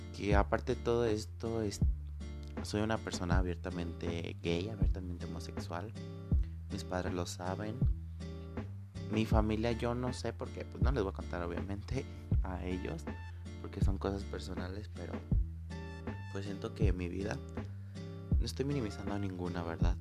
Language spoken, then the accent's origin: Spanish; Guanajuato, Mexico; soy de México, especialmente de Guanajuato